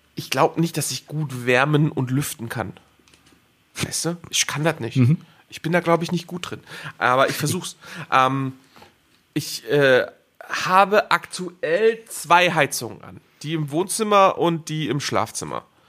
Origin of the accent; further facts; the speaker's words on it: Schleswig-Holstein, Germany; now in Cologne, Germany; ich komme aus Schleswig-Holstein